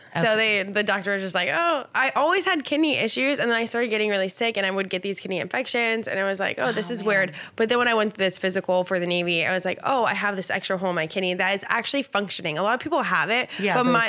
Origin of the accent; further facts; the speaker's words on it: Italy; born there; I was born in Italy so I was born in Italy